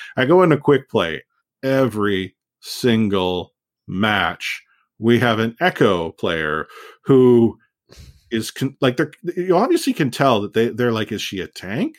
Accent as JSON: {"language": "English", "country": "Canada", "said": "as a Canadian"}